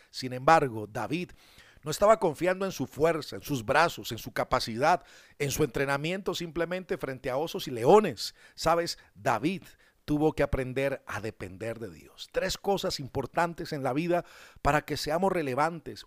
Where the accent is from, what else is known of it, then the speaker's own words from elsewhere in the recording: Colombia; somos colombianos